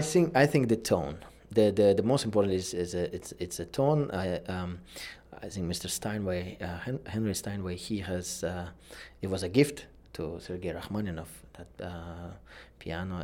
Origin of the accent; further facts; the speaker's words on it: Uzbekistan; moved away; my home country, Uzbekistan.